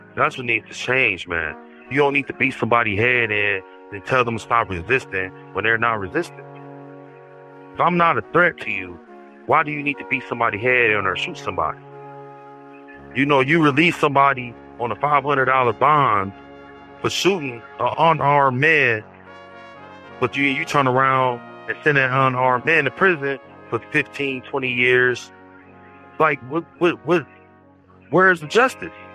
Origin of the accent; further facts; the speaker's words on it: Milwaukee, Wisconsin, United States; moved away as an adult; also born or lived in Madison, Wisconsin; I'm from Milwaukee, Wisconsin. I moved to Madison 2017 to get out of the poverty situation that I was in.